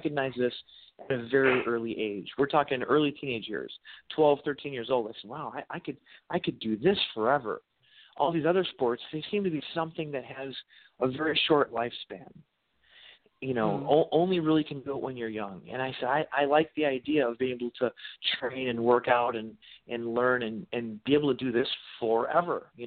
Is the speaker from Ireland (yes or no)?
no; United States; technically I have a Polish, mostly Polish ancestry. But if I went to Poland, they'd call me an American. I can't speak Polish